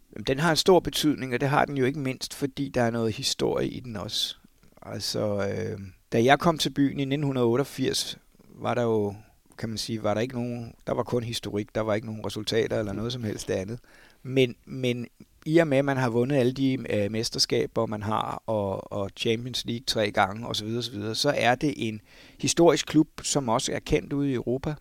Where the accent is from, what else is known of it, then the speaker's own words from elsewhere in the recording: Lyngby, Capital Region of Denmark, Denmark; moved away; jeg kommer jo fra Lømpe Torbæk Kommune oprindeligt